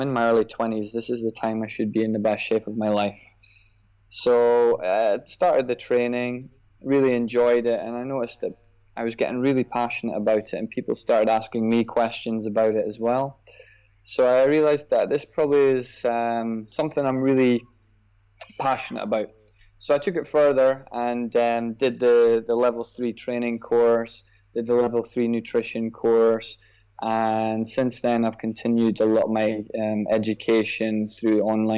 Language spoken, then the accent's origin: English; Scotland, United Kingdom; now in Dubai, United Arab Emirates; As you can probably tell from the accent, I grew up in Scotland